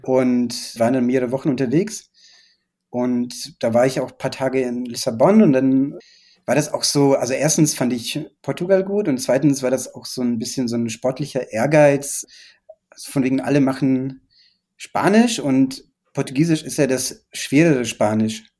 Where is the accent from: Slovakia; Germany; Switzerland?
Slovakia; Bratislava, Bratislava Region; German is a second language; moved away; die Bratislava ist ja in der Nähe von Wien, ne? Also es ist ja so mehr oder weniger es ist ja, es ist ja eine Grenzstadt und äh, wir haben damals äh, ORF empfangen, das weiß ich noch, als ich klein war